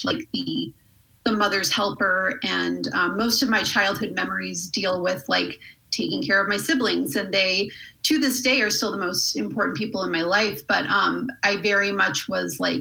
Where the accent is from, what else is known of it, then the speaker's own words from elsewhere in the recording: Colorado Springs, Colorado, United States; I grew up in Colorado Springs.